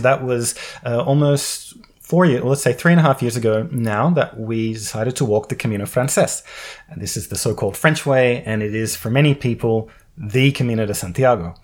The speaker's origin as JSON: {"language": "English", "country": "Australia", "moved": "as an adult", "said": "I come from Australia"}